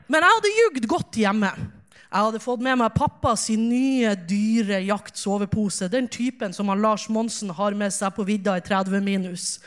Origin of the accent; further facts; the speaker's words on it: Ulsvåg, Nordland, Norway; Jeg kommer fra Ulsvåg, som dere sikkert hører. Ulsvåg ligger i Hamarøy, Hamarøy ligger i Nordland, og Nordland ligger i Nord-Norge. Og jeg er så glad i Nord-Norge